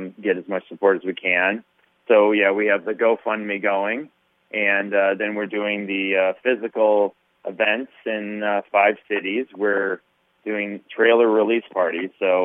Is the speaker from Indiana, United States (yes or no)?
no; Minnesota, United States; I'm a Minnesota kid. I was born and raised in Minnesota